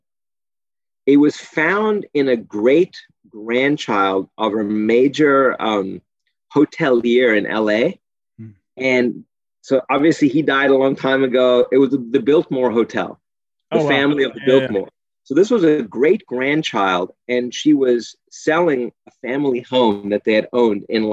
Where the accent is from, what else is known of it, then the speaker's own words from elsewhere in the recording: South Africa; moved away; I'm from South Africa